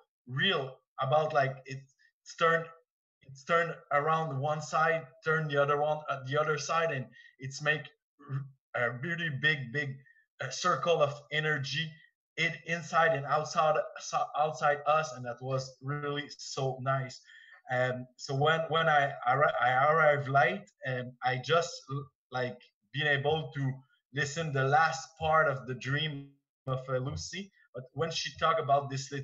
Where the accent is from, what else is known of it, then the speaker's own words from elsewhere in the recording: Quebec, Canada; English is a second language; I'm from Quebec, so my English is not so well